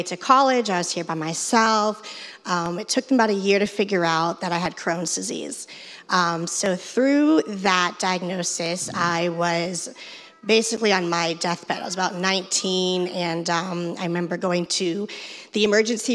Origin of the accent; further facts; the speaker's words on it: Fort Lauderdale, Florida, United States; I'm from Fort Lauderdale, and I'm a fourth grade reading teacher